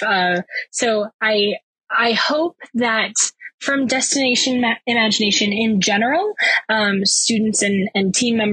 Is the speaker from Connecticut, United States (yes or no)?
no; Virginia Beach, Virginia, United States; I'm from Virginia Beach, Virginia